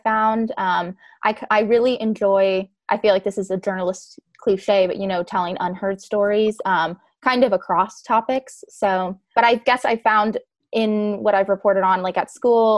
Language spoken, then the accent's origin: English; Henderson, Nevada, United States; moved away as an adult; now in Washington, DC, United States; Technically, I'm from Henderson. But I go to school in DC. So when people ask where are you from? I do claim Vegas, but for all of the Nevada people, Henderson specifically.